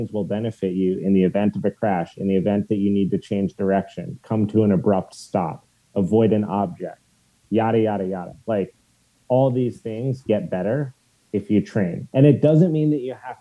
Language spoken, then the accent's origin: English; Steamboat Springs, Colorado, United States; growing up in Steamboat Springs since I was 9